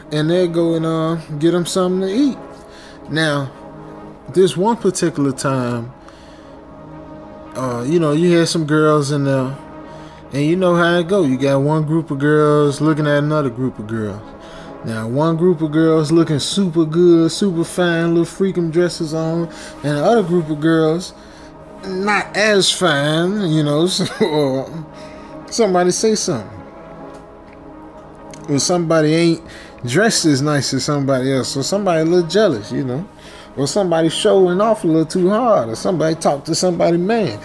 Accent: Chicago, Illinois, United States; I'm from Chicago, so we had White Castle in Chicago.

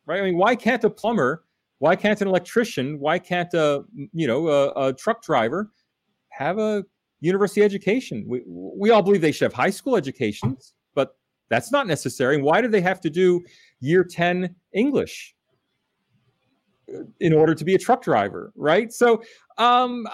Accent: United States; now in Australia; as an American

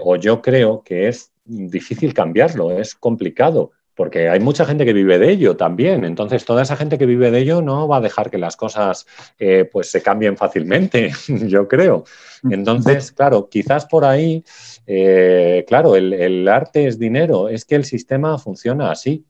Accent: Salamanca, Castile and León, Spain; los paisajes de mi pueblo, porque yo también doy clase de fotografía, entonces he puesto un paisaje del, cereal en mi pueblo, aquí en Salamanca

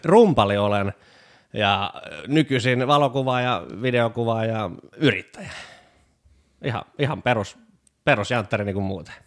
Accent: Pori, Satakunta, Finland; moved away as an adult; also born or lived in Lahti; now in Tampere, Finland; olen porilainen.

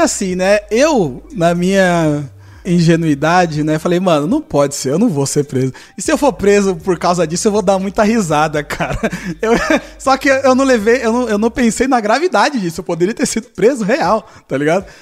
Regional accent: São Paulo, Brazil; eu que sou paulista

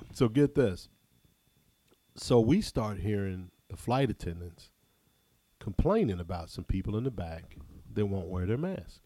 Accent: Ohio, United States; I'm from Ohio

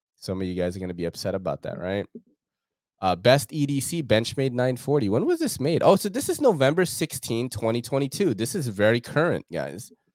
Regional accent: New York, United States; moved away; growing up in New York, um, from the nineties up until two thousands, as, like, a young man and a kid

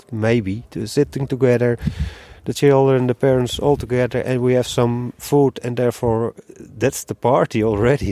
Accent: Netherlands; moved away; I'm from Holland

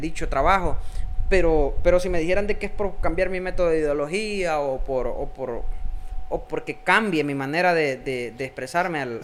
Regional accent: El Salvador; somos dos personas salvadoreñas

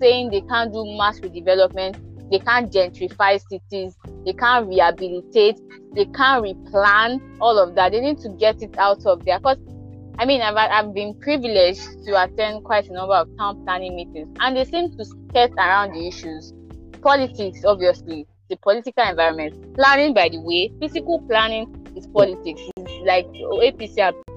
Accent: Ekiti, Nigeria; I'm from Ekiti State

